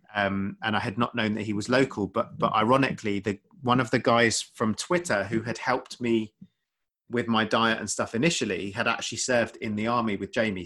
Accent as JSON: {"language": "English", "area": "Essex", "region": "East of England", "country": "United Kingdom", "tie": "born or raised there", "also_born_or_lived": "London", "moved": "as an adult", "lives_now": "West Sussex, United Kingdom", "said": "I grew up in, I grew up in Essex"}